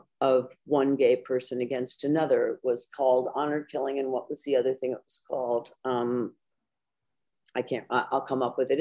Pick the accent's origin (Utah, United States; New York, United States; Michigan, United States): New York, United States; New York City; I grew up in Greenwich Village